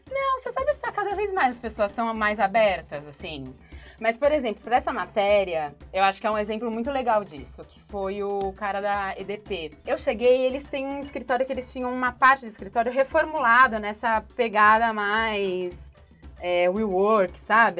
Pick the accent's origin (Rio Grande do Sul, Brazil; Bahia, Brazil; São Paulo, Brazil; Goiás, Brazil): São Paulo, Brazil; São Bernardo do Campo; eu sou de São Bernardo, faculdade de é São Bernardo